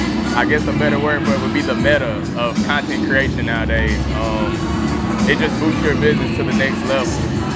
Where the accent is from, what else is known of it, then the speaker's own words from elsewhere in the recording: Greenville, South Carolina, United States; I'm originally from Greenville, South Carolina.